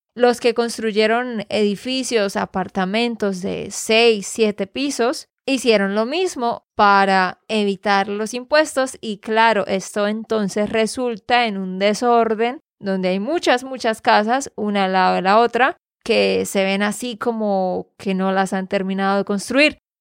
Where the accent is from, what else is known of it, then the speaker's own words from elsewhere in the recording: Santander, Colombia; de Santander, Colombia